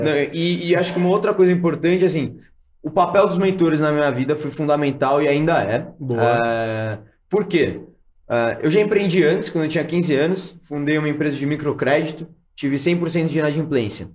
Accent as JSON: {"language": "Portuguese", "town": "Santos", "region": "São Paulo", "country": "Brazil", "tie": "born or raised there", "moved": "yes", "lives_now": "São Paulo, Brazil", "said": "eu vim de Santos, ah, sou nascido e criado em, né, ah, em Santos, litoral de São Paulo."}